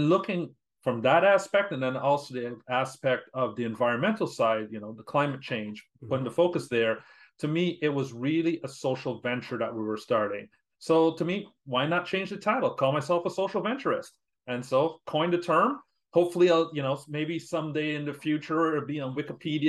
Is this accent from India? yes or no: no; Canada; being Canadian, my networks are here